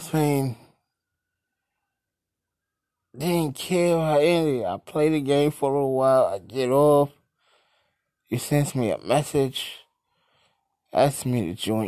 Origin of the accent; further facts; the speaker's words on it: New York City, New York, United States; I am from Brooklyn